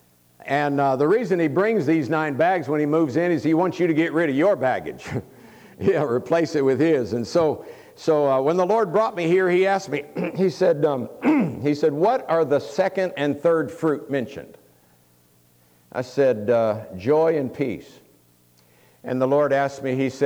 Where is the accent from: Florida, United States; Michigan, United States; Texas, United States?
Florida, United States; Tampa; moved away as an adult; I was raised a Florida boy, born and raised in Tampa, Florida, lived there for 27 years